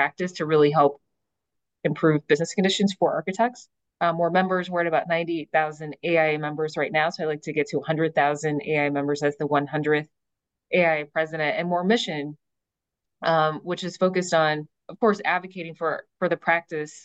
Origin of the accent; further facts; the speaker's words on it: Detroit, Michigan, United States; my early experience growing up in Detroit.